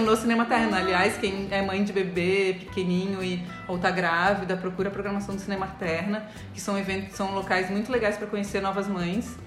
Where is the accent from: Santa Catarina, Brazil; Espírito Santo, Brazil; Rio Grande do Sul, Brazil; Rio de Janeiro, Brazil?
Santa Catarina, Brazil; Florianópolis; Eu cresci aqui em Florianópolis